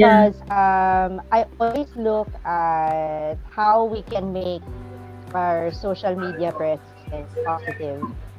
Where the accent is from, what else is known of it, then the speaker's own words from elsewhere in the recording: Philippines; English is a second language; I am Filipino